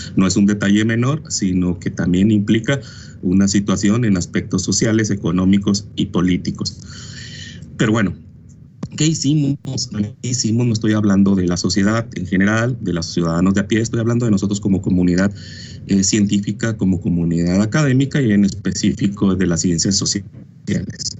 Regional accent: Mexico; nosotros que somos latinos, mexicanos

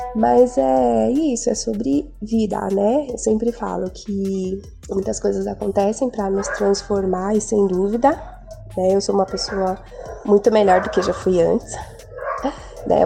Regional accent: São Paulo, Brazil; eu sou do Jardim Macedônia, São Paulo.

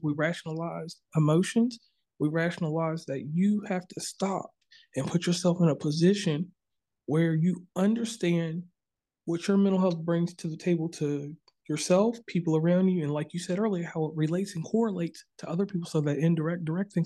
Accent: Virginia, United States; I'm from Virginia originally

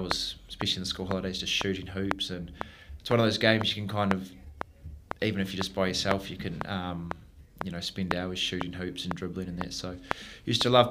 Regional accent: Kaiapoi, Canterbury, New Zealand; I grew up in Kaipoi, just sort of north of Christchurch there.

